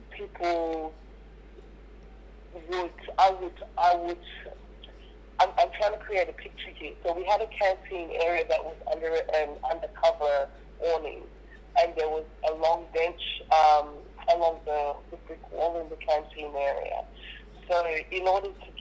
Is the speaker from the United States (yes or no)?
no; Perth, Western Australia, Australia; also born or lived in Nigeria; growing up in Perth